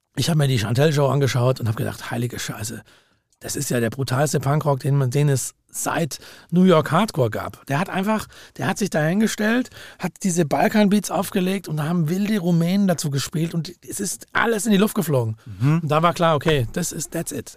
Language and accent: German; Langenargen, Baden-Württemberg, Germany; meine wirkliche Musiksozialisierung war tatsächlich wie am Bodensee